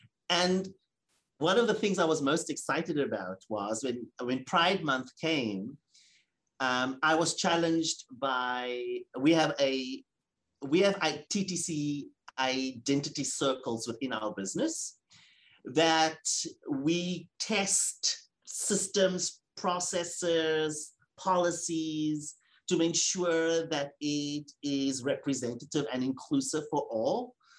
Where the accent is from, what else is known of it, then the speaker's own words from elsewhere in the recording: South Africa; as a South African man, as a gay man, as a person of color, as a Jewish man, those things are important.